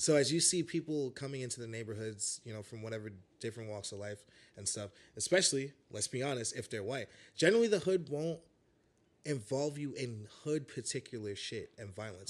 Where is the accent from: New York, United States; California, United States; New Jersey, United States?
New York, United States; New York City; also born or lived in Chicago; I was born, like, pretty much here in Bed-Stuy.